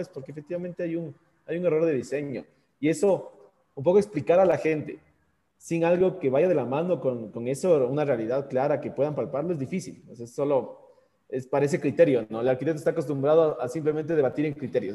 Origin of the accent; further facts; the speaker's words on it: Quito, Pichincha, Ecuador; aquí en el Ecuador nosotros decimos, o bueno, al menos en Quito, en donde tenemos una, teóricamente una primavera eterna